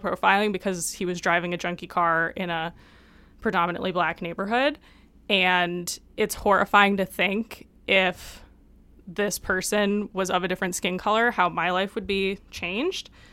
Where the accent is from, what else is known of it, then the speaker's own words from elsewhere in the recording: Detroit, Michigan, United States; growing up in Detroit